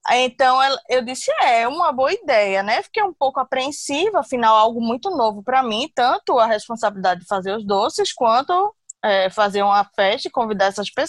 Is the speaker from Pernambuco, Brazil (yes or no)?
yes; Recife, Pernambuco, Brazil; also born or lived in Manaus; now in Natal, Brazil; eu moro em Natal há 13 anos, tenho duas filhas, uma de 16 e uma de 18. E sou de Recife, mas morei muitos anos em Manaus também.